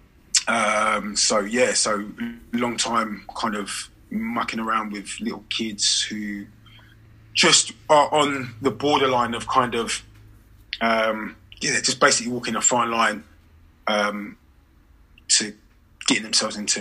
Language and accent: English; St Albans, East of England, United Kingdom; also born or lived in London; I'm from a very small city called St. Albans, just outside London, in a county called Hertfordshire